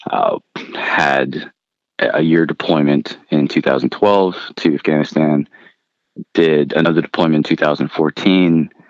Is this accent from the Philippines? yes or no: yes; Philippines; moved away; my family and I immigrated from the Philippines and then I'm a product of public school education